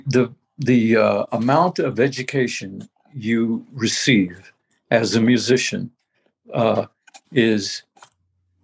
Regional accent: Tulsa, Oklahoma, United States; Tulsa, Oklahoma, my hometown

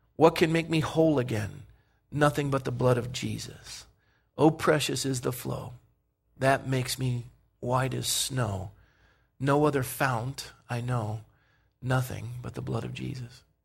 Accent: Coronado, California, United States; kid growing up in Coronado

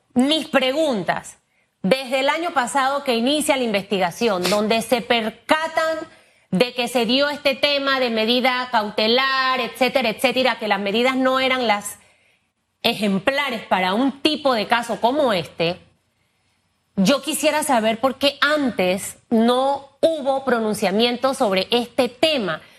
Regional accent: Panama; yo como periodista, como panameña, como mujer

